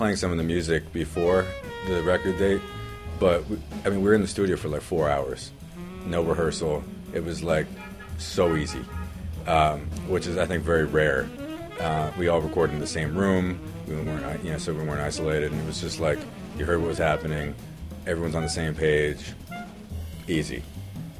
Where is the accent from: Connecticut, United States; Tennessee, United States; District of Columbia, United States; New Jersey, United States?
Connecticut, United States; Canton; also born or lived in West Hartford, Connecticut; I grew up in a town called Canton in Connecticut.